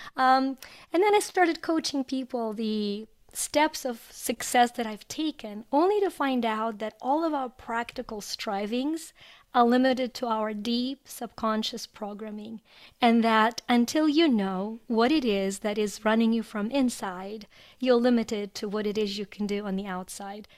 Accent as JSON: {"language": "English", "country": "Ukraine", "tie": "born or raised there", "moved": "as an adult", "lives_now": "United States", "said": "I was born in Ukraine. I immigrated to the U S about a quarter century ago"}